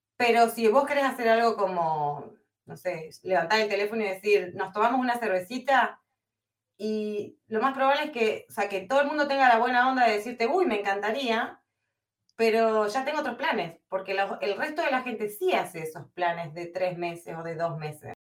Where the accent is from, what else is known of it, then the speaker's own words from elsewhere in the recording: Comodoro Rivadavia, Chubut, Argentina; moved away as an adult; now in Netherlands; ¿Cuánto hace que me fui de Comodoro? Mirá, todavía estaba chicano cuando me fui, hace muchísimos años